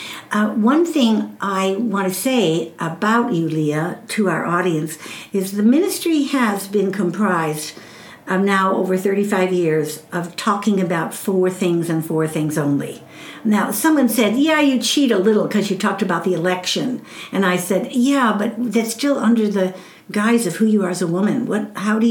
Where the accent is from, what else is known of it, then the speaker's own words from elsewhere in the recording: Chicago, Illinois, United States; moved away as an adult; also born or lived in Southwest US; now in Southwest, United States; I came from Chicago